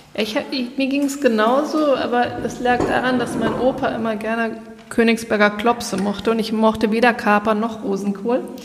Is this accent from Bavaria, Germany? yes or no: yes; Munich, Bavaria, Germany; als Münchner